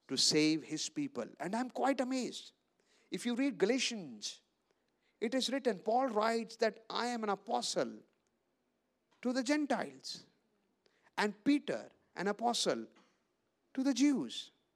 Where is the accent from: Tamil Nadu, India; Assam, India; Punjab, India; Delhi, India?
Punjab, India; I live in Amritsar from Punjab. I come from Punjab